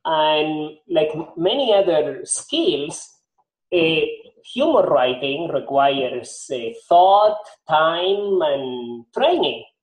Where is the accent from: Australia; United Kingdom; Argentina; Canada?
Argentina; also born or lived in Nashville, Tennessee, United States; now in Miami, United States; Nashville, Tennessee, I moved to Miami. So I've collected accents uh, along the way. Okay. So, yeah, I am originally from Argentina, but I have picked up different accents, accents here